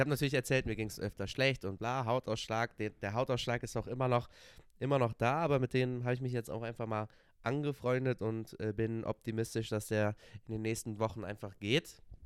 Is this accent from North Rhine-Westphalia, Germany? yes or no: yes; Cologne, North Rhine-Westphalia, Germany; ich komme aus Köln